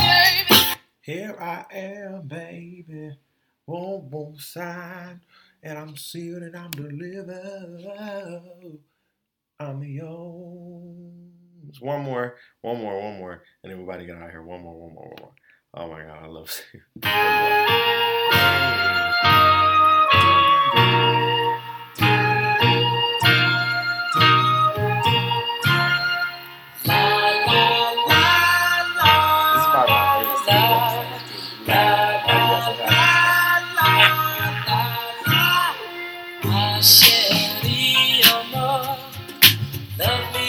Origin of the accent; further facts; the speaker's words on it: Detroit, Michigan, United States; moved away; I miss my hometown and I miss Detroit